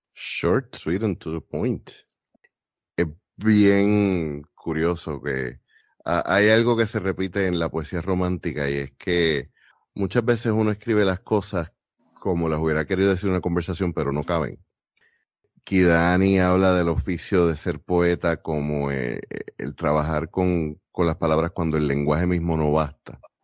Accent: Puerto Rico

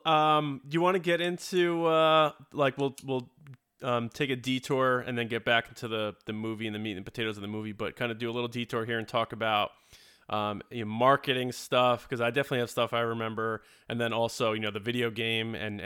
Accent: United States; me as an American

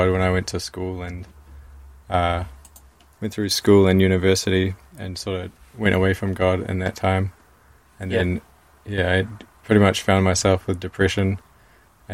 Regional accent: Auckland, New Zealand; moved away as an adult; also born or lived in Invercargill; I originally grew up in Auckland

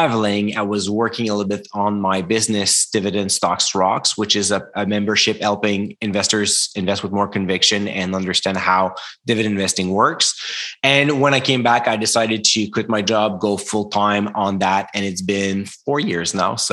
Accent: Canada; English is a second language; I'm French Canadian

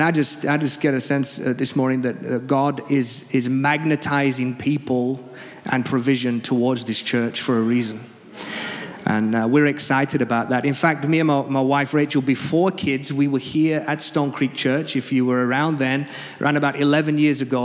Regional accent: England, United Kingdom; quite a formal church, being English, quite refined and reserved.

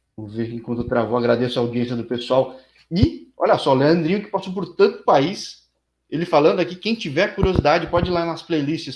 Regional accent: São Paulo, Brazil; eu sou de São Paulo também

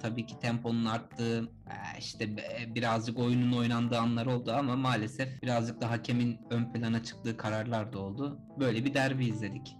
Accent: Sinop, Turkey; bir Sinoplu olarak

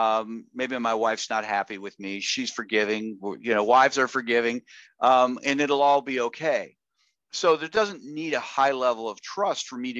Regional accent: Chicago, Illinois, United States; Well, I grew up in Chicago, Illinois, and oh, what part of Chicago?

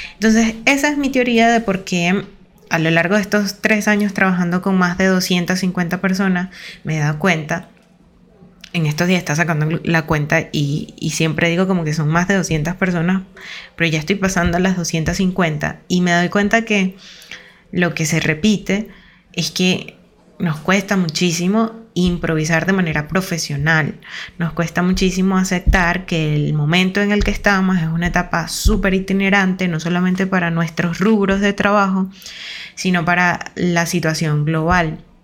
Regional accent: Venezuela; Venezuela, que es de donde yo soy

